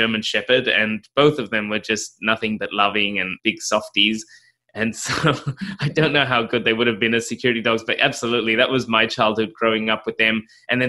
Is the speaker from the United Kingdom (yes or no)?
no; South Africa; also born or lived in Australia; I grew up in South Africa. Well, mixed between Australia. I was born in Australia and spent some of my childhood in South Africa.